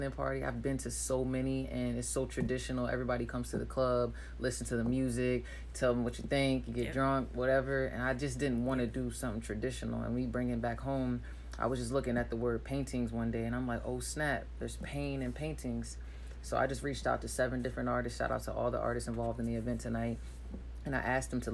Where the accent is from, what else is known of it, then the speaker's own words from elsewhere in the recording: Hampton, Virginia, United States; I'm from Hampton